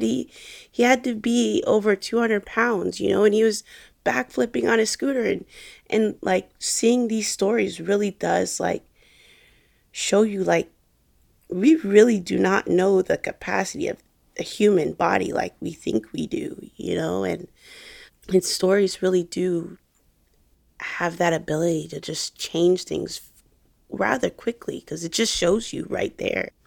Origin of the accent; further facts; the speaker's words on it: Jacksonville, Florida, United States; I was making videos for a fitness company here in my hometown in Jacksonville